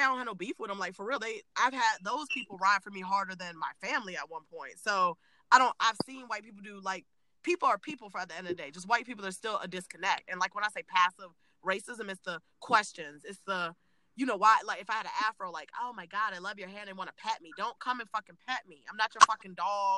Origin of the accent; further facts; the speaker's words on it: Virginia, United States; I'm from Virginia